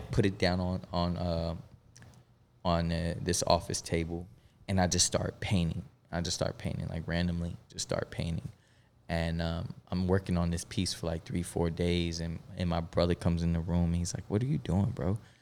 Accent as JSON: {"language": "English", "town": "Melbourne", "region": "Florida", "country": "United States", "tie": "born or raised there", "also_born_or_lived": "Bronx, New York", "said": "we moved to Melbourne, Florida, which wa, it was, uh, initially where I was raised"}